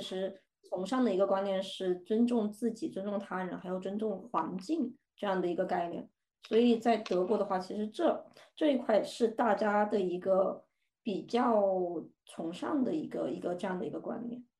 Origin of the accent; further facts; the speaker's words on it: southern China, China; now in Germany; 我是南方人嘛，我在国内我其实是不太愿意去北方的澡堂洗澡的